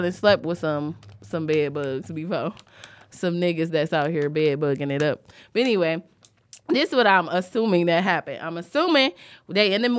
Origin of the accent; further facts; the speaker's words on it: Southfield, Michigan, United States; when I was a kid, I grew up on Joy Road all the way to Southfield.